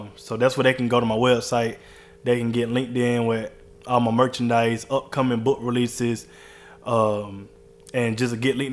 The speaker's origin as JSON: {"language": "English", "region": "Georgia", "country": "United States", "tie": "born or raised there", "said": "I grew up in Georgia. Like, that's where all my memories is at."}